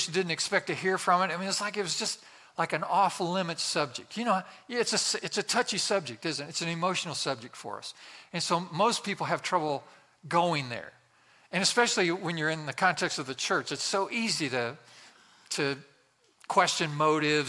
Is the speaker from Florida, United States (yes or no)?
no; West Central Indiana, United States; I grew up in a very small town in West Central Indiana.